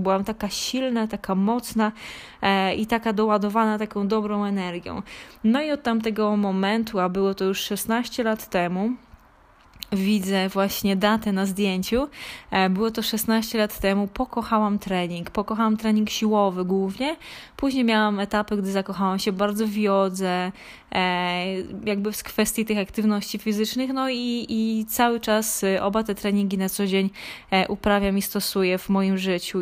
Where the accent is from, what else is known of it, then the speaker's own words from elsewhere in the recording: Krzykawa, Lesser Poland, Poland; urodziłam się na, e, w Małopolsce, w takiej niedużej miejscowości Krzykawa, gdzie no, oprócz po szkole podstawowej poszłam do, do liceum gastronomicznego